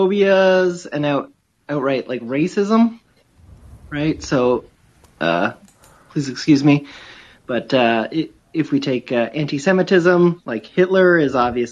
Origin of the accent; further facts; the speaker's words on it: Canada; I'm Canadian. I work for D&D